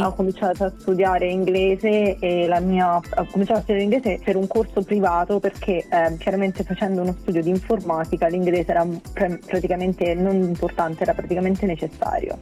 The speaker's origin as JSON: {"language": "Italian", "country": "Italy", "moved": "as an adult", "lives_now": "Brighton, United Kingdom"}